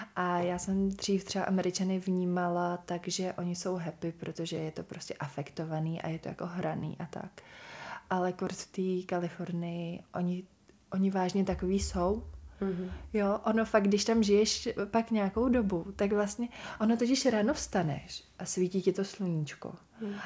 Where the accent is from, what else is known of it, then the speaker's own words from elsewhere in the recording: Bohemia, Czechia; also born or lived in Los Angeles / New York / Milan; u nás v Čechách to tenkrát vůbec nebylo